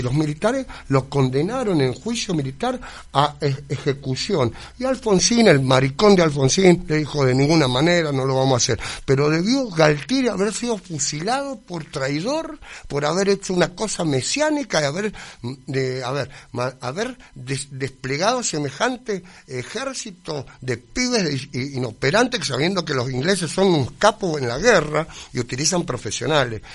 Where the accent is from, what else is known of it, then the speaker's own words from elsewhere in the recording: Argentina; yo soy argentino